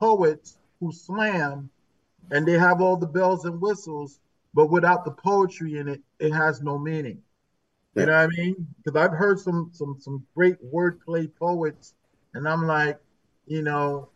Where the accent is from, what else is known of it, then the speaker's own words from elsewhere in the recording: New Haven, Connecticut, United States; I was born and raised in New Haven